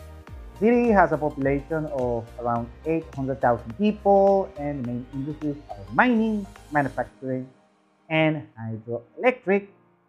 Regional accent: Lechería, Anzoátegui, Venezuela; Lechería, my hometown.

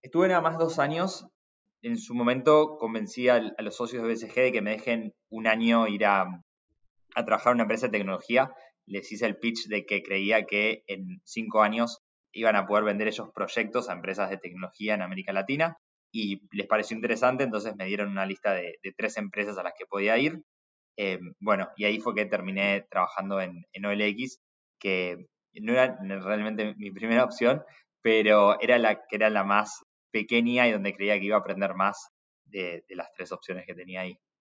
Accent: Buenos Aires, Argentina; Crecí en Buenos Aires alrededor del mundo de importación y exportación

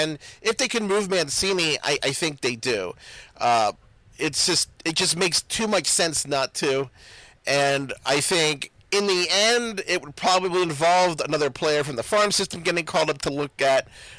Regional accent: Baltimore, Maryland, United States; I'm from Baltimore, so I'm programmed to be optimistic.

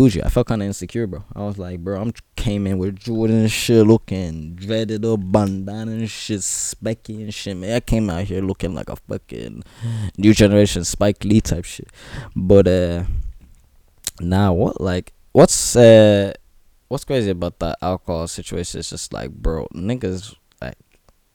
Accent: Ireland; I'm Irish

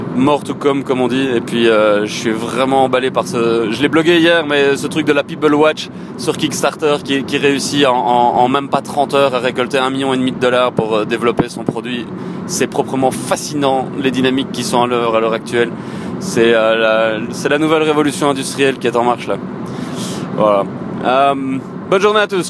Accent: Éghezée, Wallonia, Belgium; je le fais depuis Yegeze, mon bled, au cheval blanc

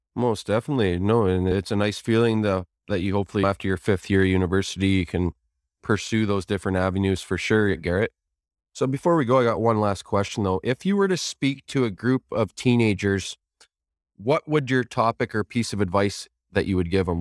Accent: Kitchener, Ontario, Canada; moved away as an adult; now in Guelph, Canada; Kitchener, my hometown

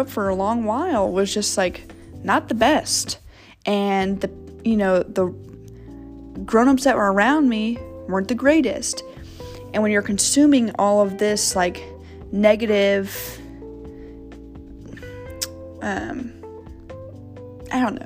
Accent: Kansas City, United States; also born or lived in St. Louis, Missouri; second grade, I moved from St. Louis to Kansas City

